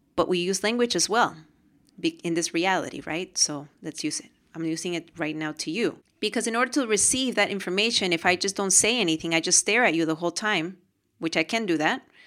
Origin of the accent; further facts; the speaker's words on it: Lima, Peru; moved away; We're from Peru. We were born in Peru, Lima, Peru.